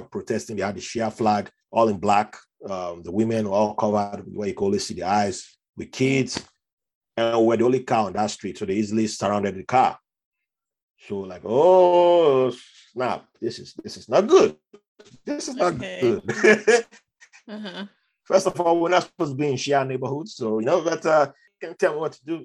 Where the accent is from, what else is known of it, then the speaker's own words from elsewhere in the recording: Nigeria; moved away as an adult; now in United States; how I grew up in Nigeria